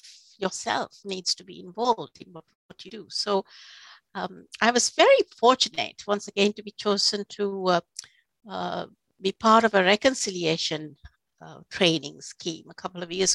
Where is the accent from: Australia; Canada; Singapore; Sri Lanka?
Sri Lanka; first language Sinhala; English is a second language; moved away as an adult; now in United Kingdom; I was raised in Sri Lanka, as I said earlier. I was bilingual, so I spoke Sinhala, is my mother tongue